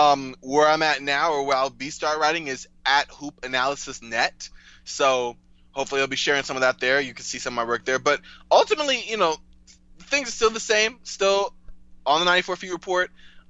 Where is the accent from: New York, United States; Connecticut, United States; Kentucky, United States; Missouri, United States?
New York, United States; New York City; moved away; my hometown Brooklyn Nets.